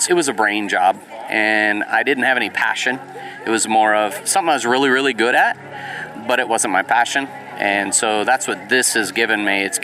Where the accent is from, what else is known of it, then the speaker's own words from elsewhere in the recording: San Diego, California, United States; now in Cartersville, United States; I am a transplant from San Diego, California